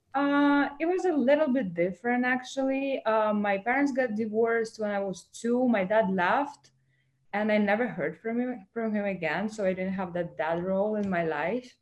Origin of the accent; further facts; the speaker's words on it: Moscow, Russia; English is a second language; moved away as an adult; also born or lived in Ukraine / Miami, United States; now in United States; I was born in Ukraine, but I went to school in Moscow in Russia because I moved with my family there